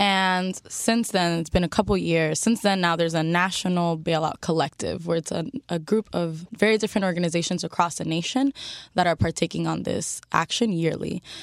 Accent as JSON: {"language": "English", "town": "Miami", "region": "Florida", "country": "United States", "tie": "born or raised there", "said": "I'm a Miami native"}